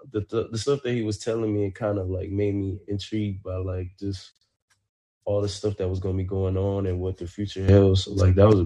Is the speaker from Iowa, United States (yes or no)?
no; Texas, United States; moved away as an adult; I'm from Texas